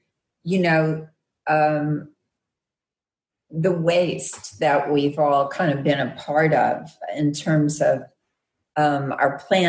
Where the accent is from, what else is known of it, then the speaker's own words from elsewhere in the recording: Arkansas, United States; I'm from Arkansas, so West Memphis is in Arkansas.